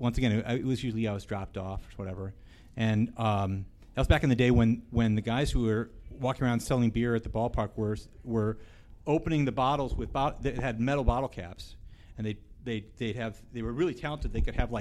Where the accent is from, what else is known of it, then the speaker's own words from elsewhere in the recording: St. Louis, Missouri, United States; I grew up in St. Louis